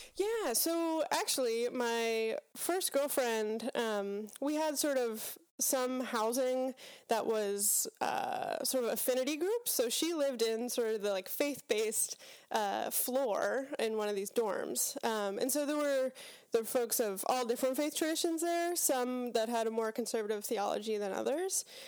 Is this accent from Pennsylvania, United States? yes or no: yes; Pittsburgh, Pennsylvania, United States; So, I grew up in Pittsburgh, Pennsylvania, uh, Western P A.